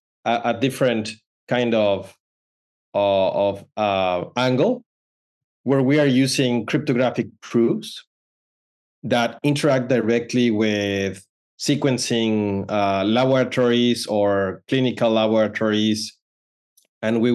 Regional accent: Mexico; moved away as an adult; now in Palo Alto, United States; I'm originally from Mexico, but right now I'm in Palo Alto, California. So decided to come in 2015

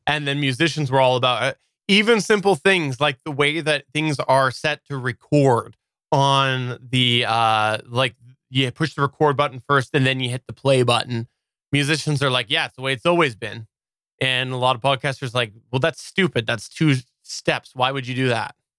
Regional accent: Canada; I'm Canadian

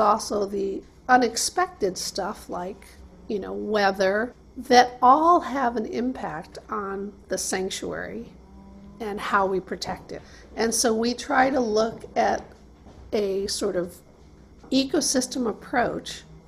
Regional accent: Michigan, United States; now in Monterey, United States; I feel like I'm from Michigan, and having come here several years ago and landed here as a marine biologist

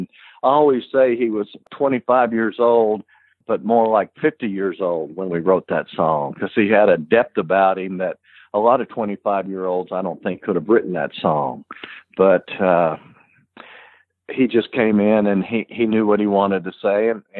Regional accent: Kentucky, United States; I'm from Kentucky, which where I grew up, there were a lot of dry counties around there.

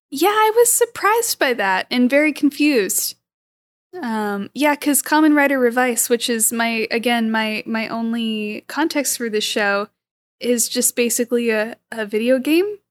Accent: California, United States; I'm also born and raised in California

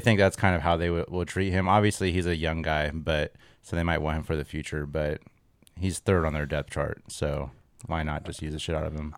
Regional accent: Pacific Northwest, United States; We're from the Pacific Northwest.

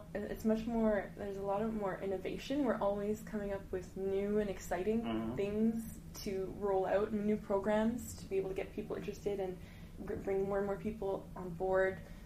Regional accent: Montreal, Quebec, Canada; moved away as an adult; now in Toronto, Canada; I'm born and raised in Montreal, mm-hmm. but so I'd only ever lived there my whole life

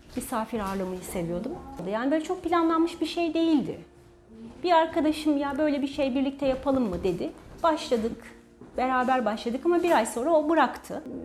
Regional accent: Çanakkale, Turkey; Doğma büyüme Çanakkale'liyim.

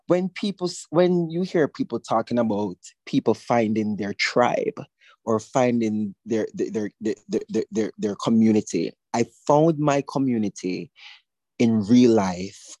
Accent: Old Harbour Bay, Saint Catherine, Jamaica; also born or lived in Kingston; I was born and raised in a community called Old Harbor Bay.

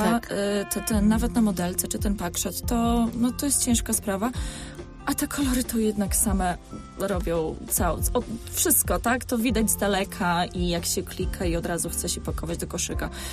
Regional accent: Poland; also born or lived in London; my jesteśmy z Polski

